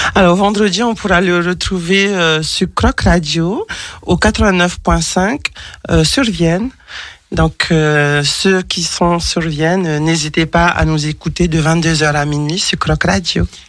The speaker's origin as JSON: {"language": "French", "country": "French Polynesia", "tie": "born or raised there", "said": "je suis originaire de l'île de Tahiti"}